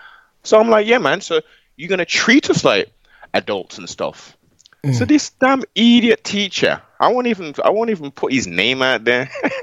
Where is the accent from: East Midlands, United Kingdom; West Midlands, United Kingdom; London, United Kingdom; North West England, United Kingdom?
West Midlands, United Kingdom; Birmingham; young black males growing up in Brom.